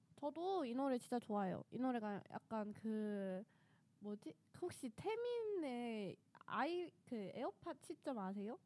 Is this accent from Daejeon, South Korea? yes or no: yes; Daejeon, South Korea; moved away; 저는 본가가 대전이라